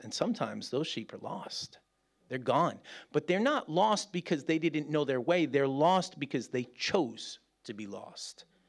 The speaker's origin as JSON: {"language": "English", "region": "New York", "country": "United States", "moved": "as an adult", "lives_now": "Birmingham, United Kingdom", "said": "as a New Yorker"}